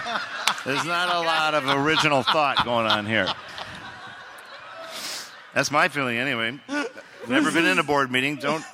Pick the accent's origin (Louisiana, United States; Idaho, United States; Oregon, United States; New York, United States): Oregon, United States; I'm from Oregon, and they had that wildlife refuge that was taken over.